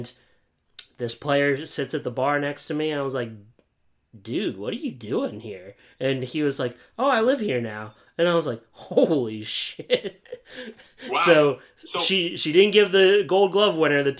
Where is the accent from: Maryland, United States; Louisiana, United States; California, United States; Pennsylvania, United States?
Pennsylvania, United States; Williamsport; moved away; this is my hometown